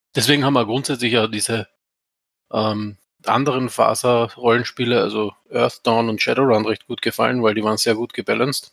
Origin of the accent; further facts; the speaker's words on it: Austria; ich komme quasi aus dem Schluchtendorf, aus Österreich.